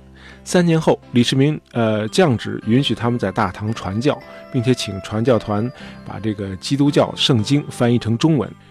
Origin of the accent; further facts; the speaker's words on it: China; 尤其是被我们中国人遗忘的中西交流史。